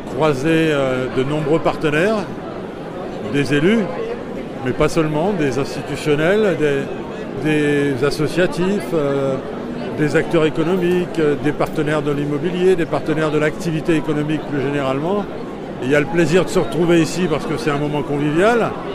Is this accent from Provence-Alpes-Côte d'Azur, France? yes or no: no; Pas-de-Calais, Hauts-de-France, France; je viens du Pas-de-Calais